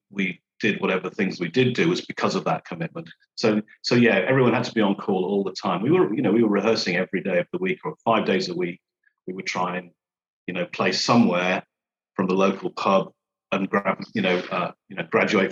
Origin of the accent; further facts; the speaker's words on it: Birmingham, West Midlands, United Kingdom; moved away as an adult; also born or lived in Reading / London; my hometown actually is Birmingham, but I'd been a student in Reading